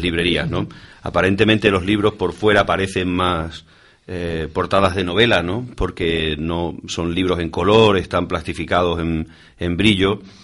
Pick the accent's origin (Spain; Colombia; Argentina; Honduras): Spain; Almaraz, Extremadura; el Ayuntamiento de Almaraz, ¿no? el, que es mi pueblo